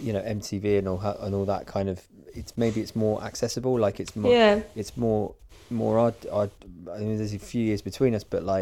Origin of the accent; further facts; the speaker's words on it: Guildford, South East England, United Kingdom; I'm from Guildford.